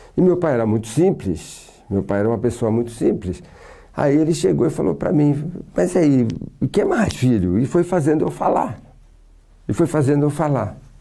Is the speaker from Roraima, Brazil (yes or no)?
no; Santos, São Paulo, Brazil; Eu sou de Santos